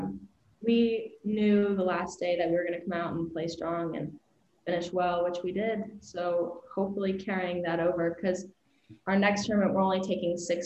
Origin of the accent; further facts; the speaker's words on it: Las Vegas, Nevada, United States; moved away as an adult; now in Iowa, United States; I'm from Vegas